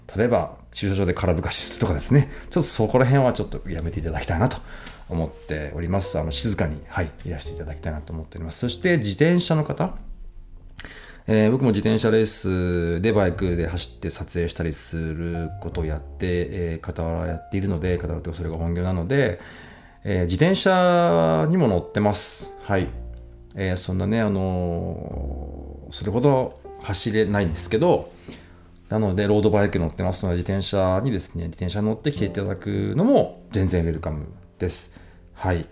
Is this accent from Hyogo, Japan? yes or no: no; Ishioka, Ibaraki, Japan; now in Tsukuba, Japan; 僕は茨城県のですね、あの、石岡市ってとこの出身